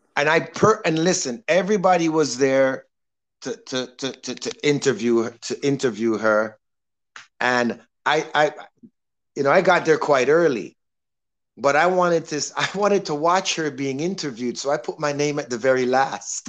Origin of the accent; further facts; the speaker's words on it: Toronto, Ontario, Canada; now in Miami, United States; I grew up in Toronto being an orderly